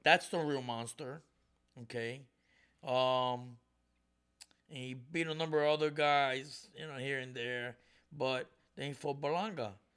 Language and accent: English; Puerto Rico; I'm Puerto Rican. I was born in Puerto Rico.